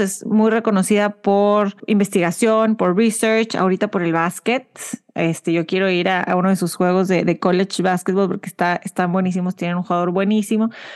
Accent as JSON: {"language": "Spanish", "country": "Mexico", "moved": "as an adult", "lives_now": "Houston, United States"}